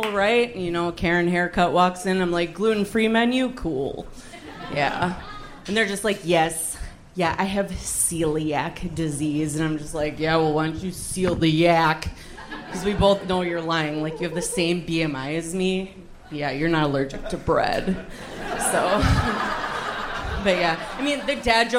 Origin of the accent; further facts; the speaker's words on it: Appleton, Wisconsin, United States; I'm from Appleton, Wisconsin